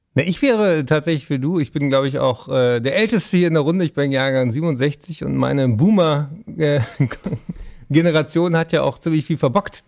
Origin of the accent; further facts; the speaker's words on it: Berlin, Germany; ich bin Berliner